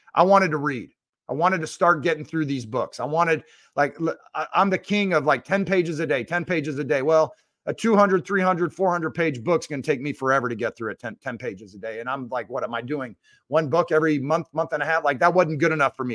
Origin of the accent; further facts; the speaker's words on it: Seattle, Washington, United States; I grew up in Seattle